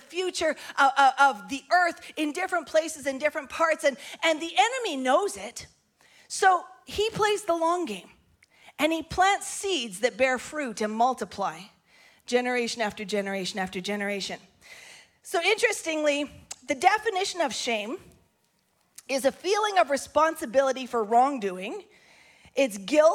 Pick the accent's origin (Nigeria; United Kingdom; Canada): Canada; Grande Prairie, Alberta; I'm from Grand Prairie, Alberta, northern Canada.